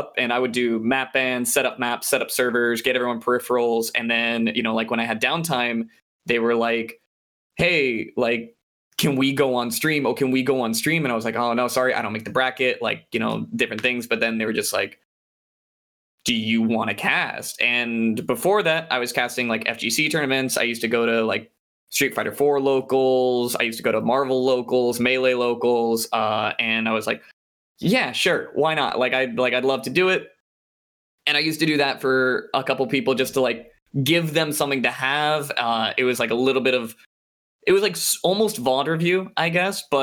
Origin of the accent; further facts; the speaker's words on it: La Mirada, California, United States; SoCal native, West Coast, Best Coast. I'm from La Mirada.